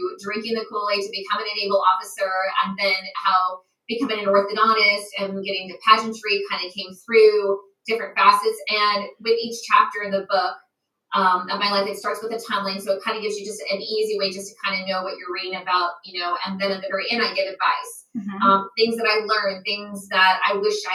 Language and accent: English; United States; moved away as an adult; now in Japan; being American overseas